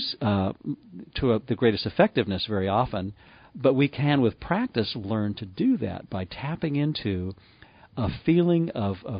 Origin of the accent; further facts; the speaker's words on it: Livermore, California, United States; I grew up in Livermore, California